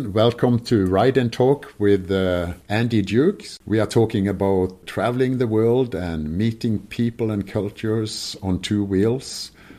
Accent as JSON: {"language": "English", "town": "Kristiansand", "region": "Agder", "country": "Norway", "tie": "born or raised there", "moved": "yes", "said": "at the very bottom of Norway is Kristiansand, and that's my hometown. And I still have my sister and brother living there, and yeah, that's my home."}